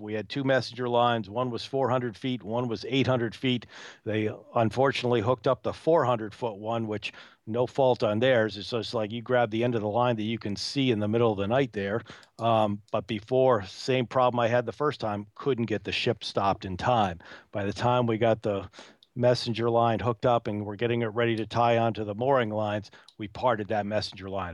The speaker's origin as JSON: {"language": "English", "region": "New England", "country": "United States", "tie": "born or raised there", "said": "being born and raised in New England"}